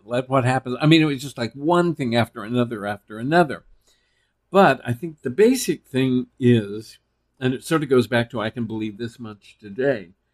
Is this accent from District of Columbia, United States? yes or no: no; Texas, United States; I was male from Texas